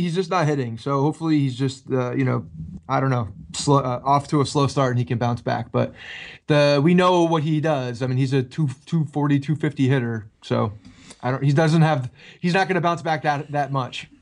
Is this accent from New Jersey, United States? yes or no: yes; New Jersey, United States; I grew up in North Jersey